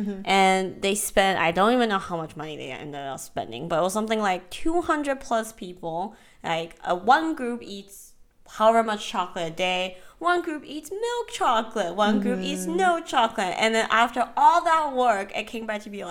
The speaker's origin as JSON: {"language": "English", "region": "Georgia", "country": "United States", "tie": "born or raised there", "moved": "yes", "said": "I grew up in Georgia"}